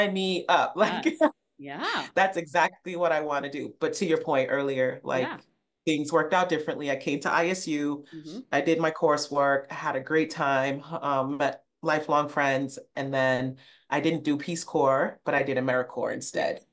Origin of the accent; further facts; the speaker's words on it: Rhode Island, United States; moved away as an adult; also born or lived in Illinois; Rhode Island, much to what people may not know, if you've never been, like it's a pretty urban state.